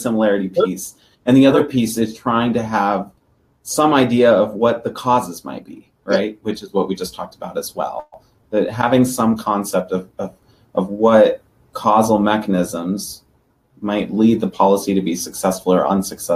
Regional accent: Denver, Colorado, United States; Denver, Colorado, that's my hometown

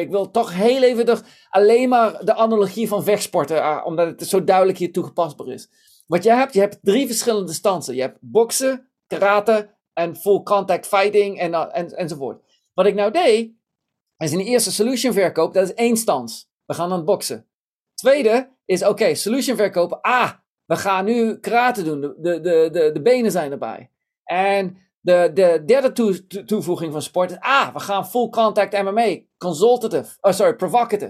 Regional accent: Tiel, Gelderland, Netherlands; moved away; ik ben in Nederland geboren, in Tiel opgegroeid

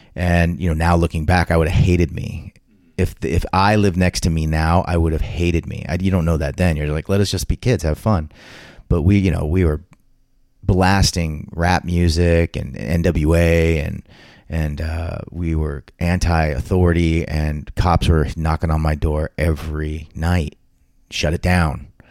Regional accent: Southern California, United States; also born or lived in West Covina, California; growing up in Southern California as a kid.

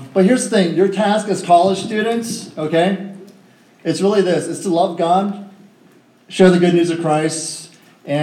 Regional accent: Northern Virginia, United States; born and raised in Northern Virginia, I went to Mason High School

